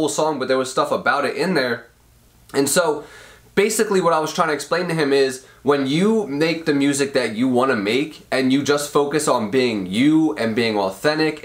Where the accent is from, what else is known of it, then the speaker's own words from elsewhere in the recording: Royersford, Pennsylvania, United States; I grew up in Royersford, which is a small town in Pennsylvania, in a middle class home, with my whole family